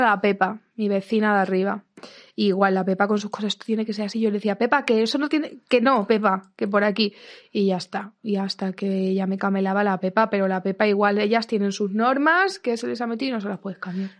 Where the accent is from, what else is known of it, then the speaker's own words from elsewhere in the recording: Ciudad Real, Castilla-La Mancha, Spain; moved away; me crié en Ciudad Real